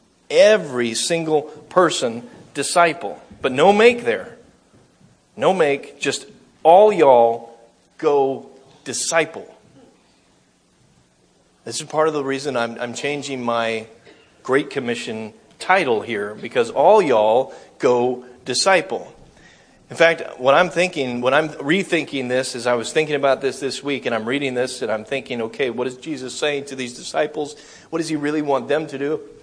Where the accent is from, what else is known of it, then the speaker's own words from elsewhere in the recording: United States; I'm from America